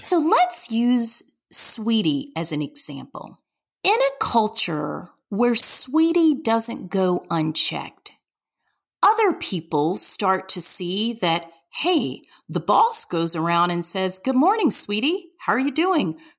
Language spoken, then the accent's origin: English; Deep South, United States; I'm from the Deep South